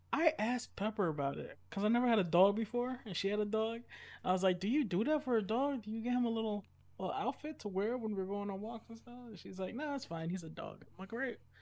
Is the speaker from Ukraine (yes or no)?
no; United States; I'm an American.